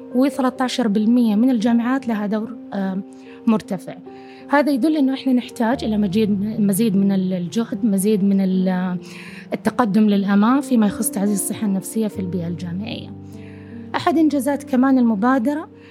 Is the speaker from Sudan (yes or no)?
no; Saudi Arabia; إحنا كشعب سعودي كمواطنين